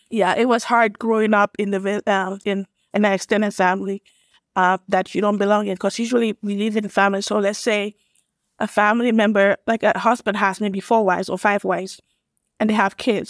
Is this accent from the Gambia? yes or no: yes; Gambia; moved away as an adult; also born or lived in Illinois, United States / Atlanta, Georgia, United States; now in United States; I'm from West Africa, a small country called the Gambia, West Coast